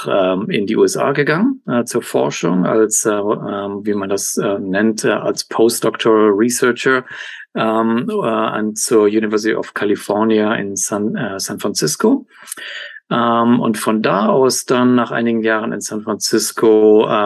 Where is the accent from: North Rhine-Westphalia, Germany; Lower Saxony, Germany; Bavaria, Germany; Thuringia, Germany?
North Rhine-Westphalia, Germany; Cologne; Also ähm, ursprünglich aus Deutschland, aus Köln. Äh, da bin ich genau geboren, aufge